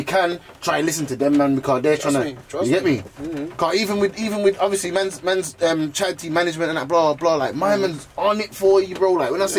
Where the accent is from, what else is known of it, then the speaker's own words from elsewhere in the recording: Birmingham, West Midlands, United Kingdom; I'm from Great Bar